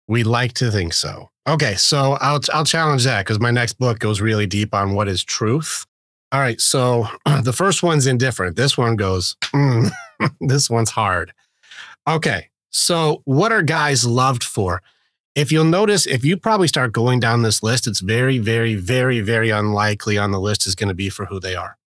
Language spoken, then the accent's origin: English; Detroit, Michigan, United States; I grew up in, uh, at a, not a good part in Detroit.